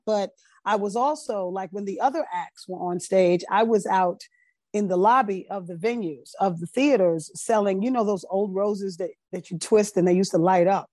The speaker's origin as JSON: {"language": "English", "town": "Teaneck", "region": "New Jersey", "country": "United States", "tie": "born or raised there", "also_born_or_lived": "Brooklyn, New York", "said": "I was born in Brooklyn, raised in Teaneck"}